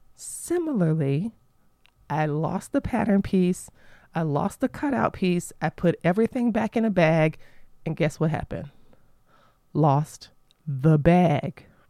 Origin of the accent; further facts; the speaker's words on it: Florida, United States; moved away; my home state of Florida